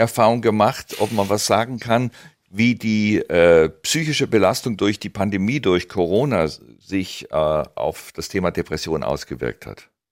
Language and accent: German; Southern Germany, Germany; wir als Süddeutsche